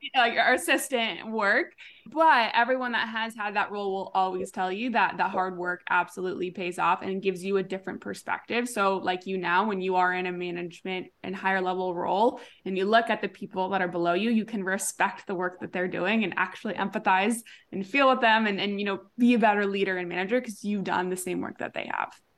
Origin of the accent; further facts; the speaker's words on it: Huntington Beach, California, United States; moved away as an adult; also born or lived in Austin, Texas; my hometown Huntington Beach